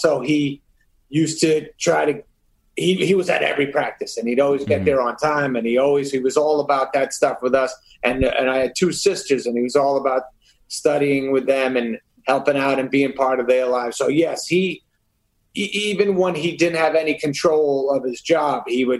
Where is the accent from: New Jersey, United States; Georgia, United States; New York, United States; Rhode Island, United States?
New York, United States; born there; No. I was born in New York.